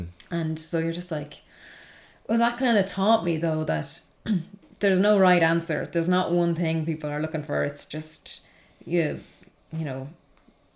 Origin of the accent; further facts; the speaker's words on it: Kilkenny, Leinster, Ireland; in Kilkenny, it's my hometown